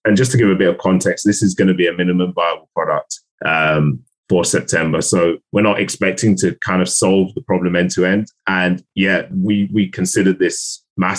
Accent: London, United Kingdom; I am from South London.

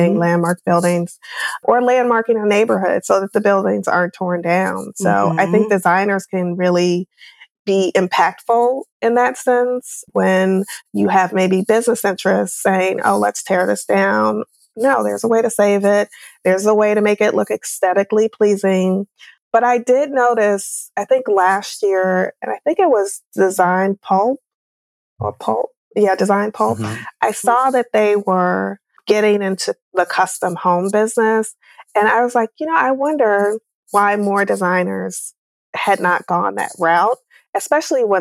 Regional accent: Chicago, Illinois, United States; We're from Chicago, both of us

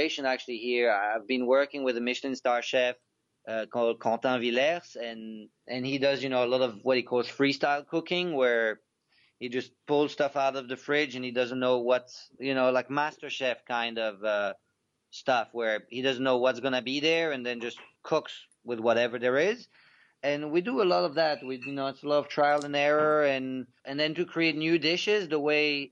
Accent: Belgium; moved away; growing up in Belgium

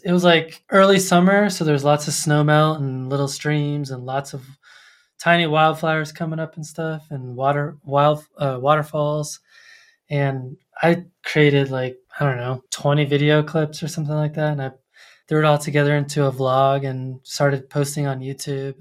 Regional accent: Colorado Springs, Colorado, United States; I grew up in Colorado Springs near, um, the Air Force

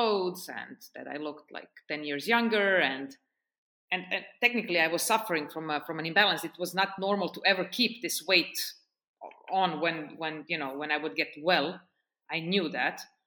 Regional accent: Serbia; also born or lived in Portugal / United States / Oman / France; now in Estonia; I lived in Serbia, which is my home country.

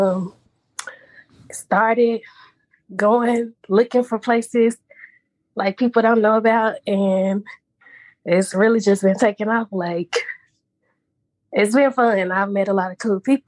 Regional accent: Memphis, Tennessee, United States; I'm from Memphis. And I grew up with my dad

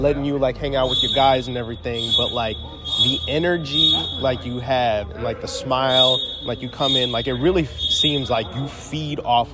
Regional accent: Midwest, United States; moved away; I'm from the Midwest originally though.

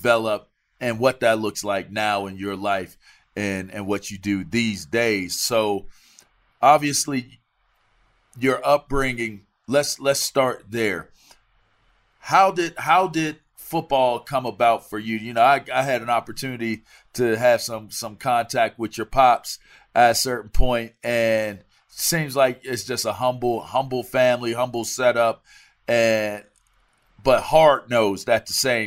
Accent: East Coast, United States; I'm from the East Coast

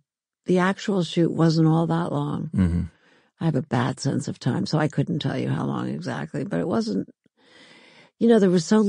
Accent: New York City, New York, United States; The Upper East Side. We lived in a brownstone on 89th between York and East End.

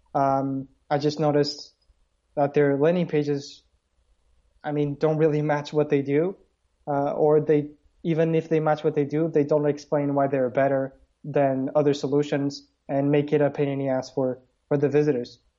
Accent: Porto, Norte, Portugal; i'm basically from porto portugal

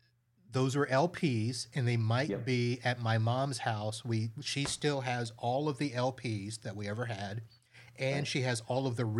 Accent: Satellite Beach, Florida, United States; born or raised there

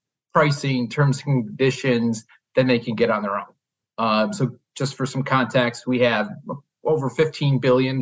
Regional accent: Chicago, Illinois, United States; I born and raised here in the Chicagoland area

